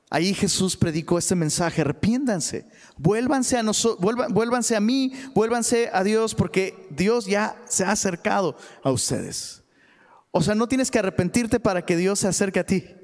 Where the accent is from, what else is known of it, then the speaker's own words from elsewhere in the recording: Taxco, Guerrero, Mexico; moved away; allá en, Tasco, de donde soy originario